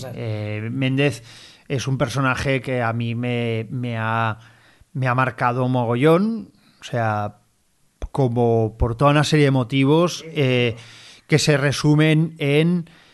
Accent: Barcelona, Catalonia, Spain; yo como barcelonés

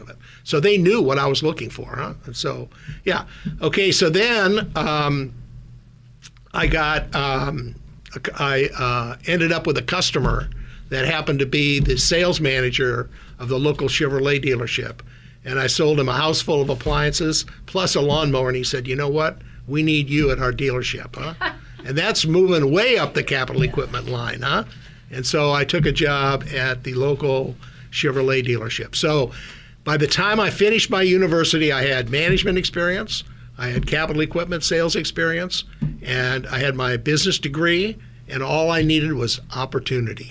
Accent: Minot, North Dakota, United States; born or raised there; also born or lived in Minnesota; now in Silicon Valley, United States

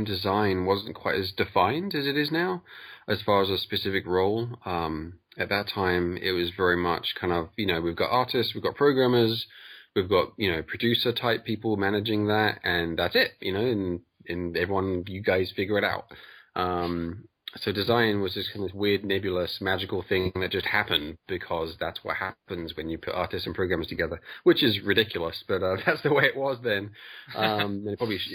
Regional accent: England, United Kingdom; I'm from England.

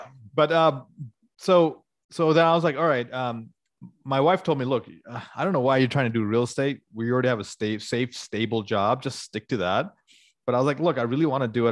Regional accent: Atlanta, Georgia, United States; moved away; I grew up in Atlanta

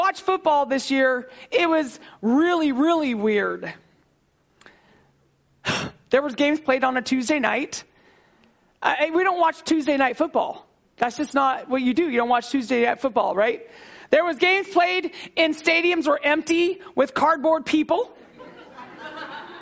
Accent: Texas, United States; I grew up in Texas.

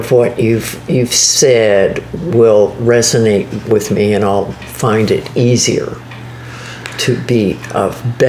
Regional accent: Canada; sitting here as a Canadian.

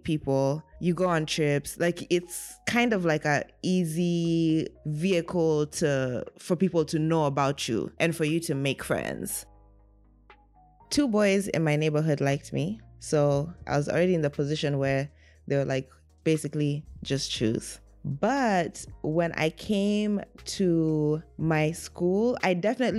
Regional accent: Kenya; I was born and raised in Kenya, the only girl

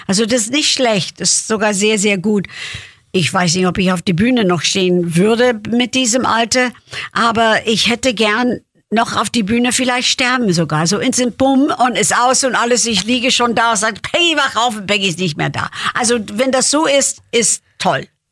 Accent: Lansdale, Pennsylvania, United States; German is a second language; now in Germany; Geburtstag ist Lansdale, Pennsylvania

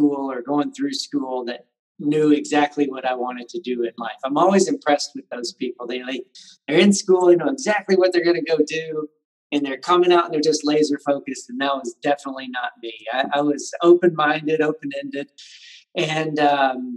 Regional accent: Nashville, Tennessee, United States; also born or lived in Sevier County, Tennessee; now in Pigeon Forge, United States; I grew up in Nashville

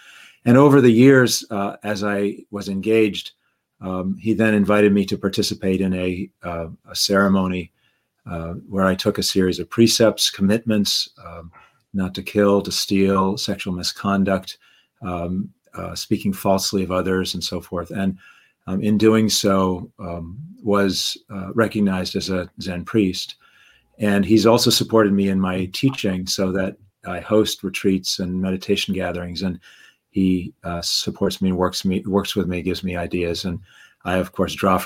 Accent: Massachusetts, United States; now in Connecticut, United States; I grew up in Massachusetts and now live in Connecticut.

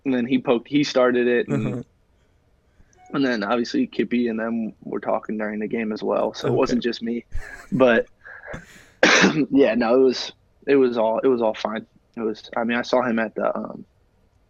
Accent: St. Louis, Missouri, United States; it's my hometown club, obviously. They're not even here yet, and I kind of have like a soft spot in my heart just because I'm a St. Louis guy

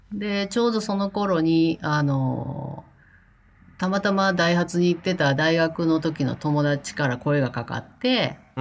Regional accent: Kakogawa, Hyogo, Japan; moved away as an adult; also born or lived in Kobe; now in United States; 生まれたのは神戸なんですよ。で、うん、えー、っと、うん、その後、引っ越しして育ったのは加古川って言って本当にあのもっと田舎の方です

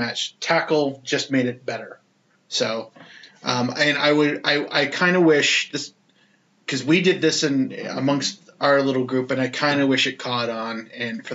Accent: Canada

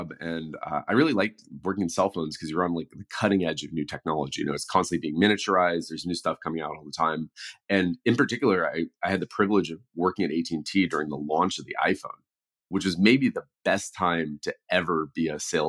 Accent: the Peninsula, south of San Francisco, California, United States; I grew up on the peninsula in just south of San Francisco

